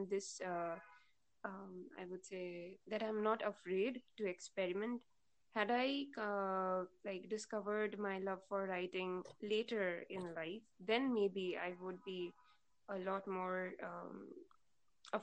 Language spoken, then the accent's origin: English; West Bengal, India; first language Bengali; English is a second language; I'm from West Bengal, so I'm a Bengali, and my mother language is Bangla